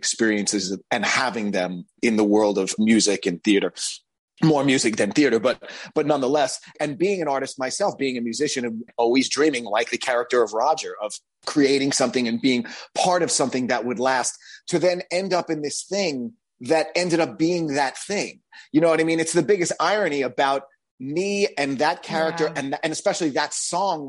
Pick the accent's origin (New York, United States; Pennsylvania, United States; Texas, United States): New York, United States; Long Island; born or raised there; also born or lived in Bronx, New York